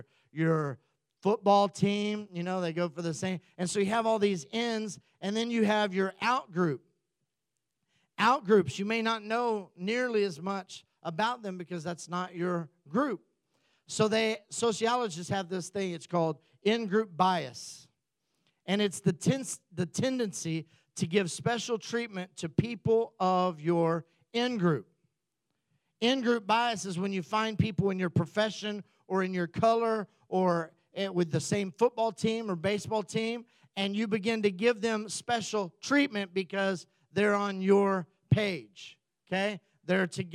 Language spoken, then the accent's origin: English; United States; we come back as Americans